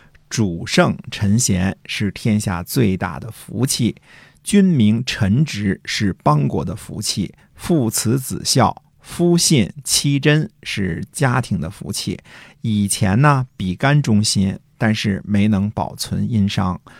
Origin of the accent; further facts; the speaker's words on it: Hunan, China; 你湖南的，我也湖南的，对吧？